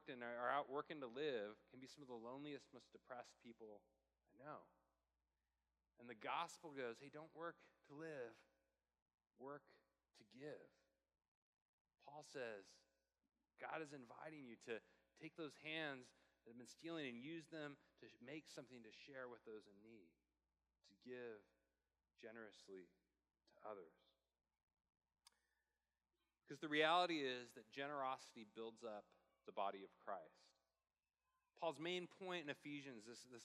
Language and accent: English; Portland, Oregon, United States; moved away; I'm from Portland